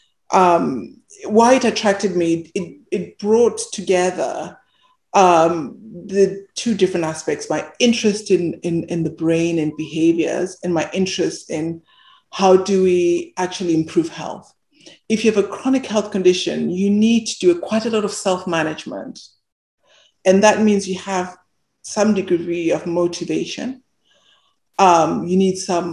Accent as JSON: {"language": "English", "region": "Bulawayo", "country": "Zimbabwe", "tie": "born or raised there", "said": "I was born in Zimbabwe, and I lived in this what they call a township, this suburb in Bulawayo"}